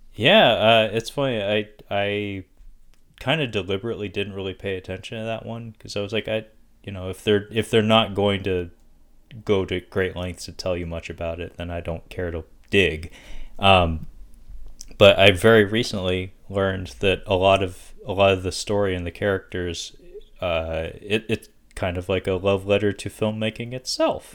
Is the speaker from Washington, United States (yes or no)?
yes; Seattle, Washington, United States; where I, where I, you know, was born and raised